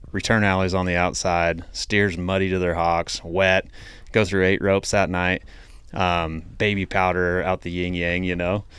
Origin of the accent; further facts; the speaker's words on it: Idaho, United States; I'm from Idaho